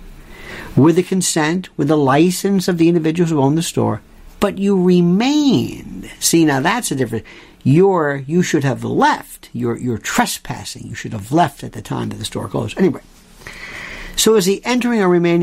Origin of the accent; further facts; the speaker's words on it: Florida, United States; I'm from Florida